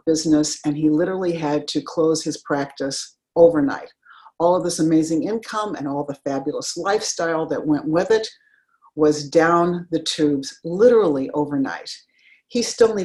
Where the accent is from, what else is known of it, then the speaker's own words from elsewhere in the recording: Denver, Colorado, United States; I grew up in Denver, Colorado, went to undergrad and to law school there.